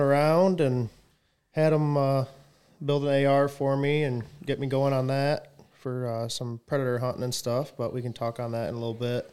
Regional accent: Coldwater, United States; I was born and raised here in Coldwater.

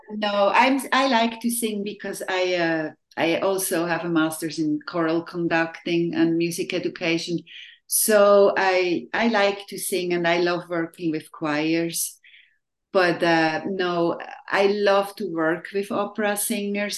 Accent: Switzerland; now in Tri-Cities, United States; I was born and raised in Switzerland in a little village of, at that time, I think about 1,800 people.

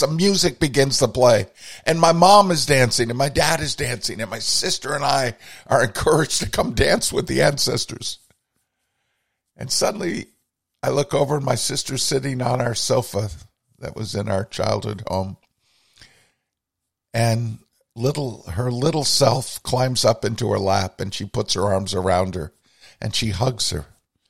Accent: Burlington, Vermont, United States; the foot of our street where we grew up in Burlington, Vermont, Adsit Court

